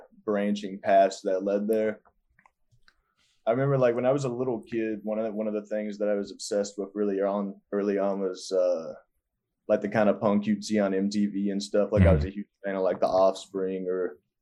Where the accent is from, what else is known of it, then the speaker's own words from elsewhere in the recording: Kentucky, United States; also born or lived in California; now in Los Angeles, United States; there was a venue in my hometown in Kentucky